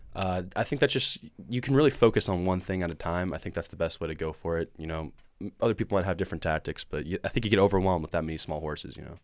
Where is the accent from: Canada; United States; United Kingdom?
United States; Portland, Oregon; I'm from Portland, Oregon. Uh, born and raised